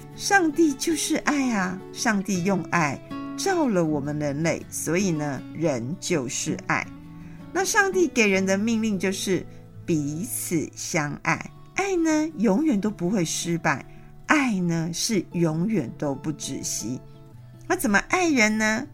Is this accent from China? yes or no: no; Taiwan; 我们台湾人